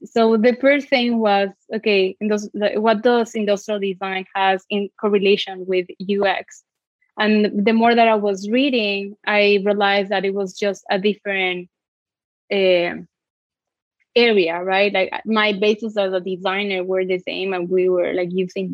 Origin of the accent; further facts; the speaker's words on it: Mexico City, Mexico; moved away as an adult; now in United States; I'm from Mexico City and I studied industrial design in Iberoamericana University